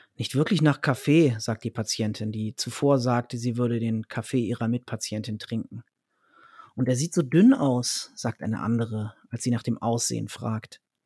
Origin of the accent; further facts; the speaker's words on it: Dannenberg, Lower Saxony, Germany; also born or lived in Berlin; now in Hanover, Germany; dann zwei Jahre in meiner alten Heimat, dem Wendland, also da, wo ich auch geboren wurde, in Dannenberg.